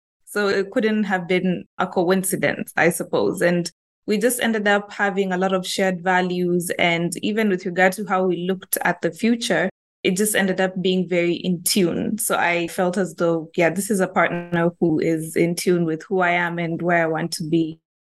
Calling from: Nairobi, Kenya; I'm calling in from Kenya, Nairobi, Kenya, and I'm in the HR profession.

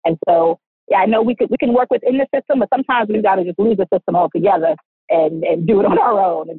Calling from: Yonkers, New York, United States; Hello, I'm here. Hello there. Hi. I'm here from Yonkers, New York.

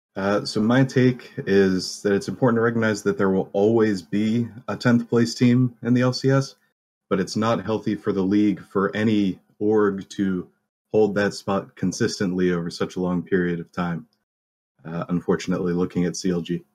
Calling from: New Jersey, United States; I'm calling from New Jersey

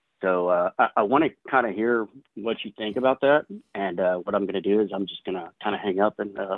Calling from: Waco, Texas, United States; from Waco, Texas.

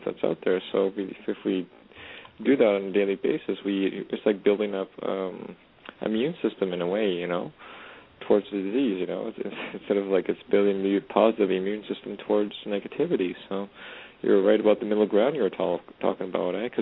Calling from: Edmonton, Alberta, Canada; I'm calling from way up north in Edmonton, Alberta, Canada

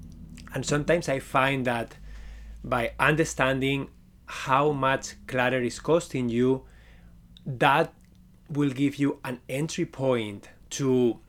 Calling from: Waterloo, Ontario, Canada; I am connecting from Waterloo, Ontario, Canada. It's pretty close to Toronto

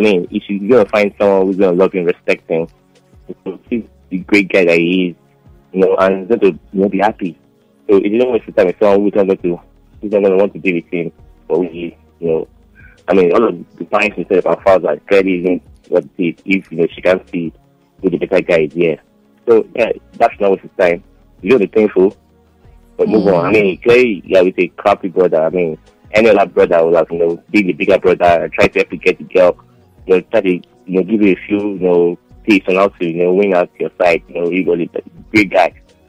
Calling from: Kurudu, Federal Capital Territory, Nigeria; I'm calling from the Kurudu.

